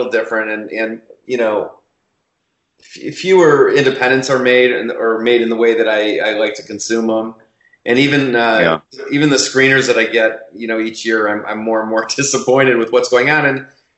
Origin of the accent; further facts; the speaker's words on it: Chicago, Illinois, United States; moved away as an adult; also born or lived in New York; now in Los Angeles, United States; I grew up in Chicago, and then I went to University of Illinois for undergrad and New York University for graduate school, and then I came out to Los Angeles.